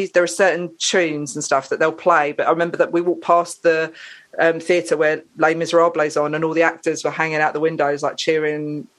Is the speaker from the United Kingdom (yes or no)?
yes; England, United Kingdom; England's my home country, but Lebanon's my home from home.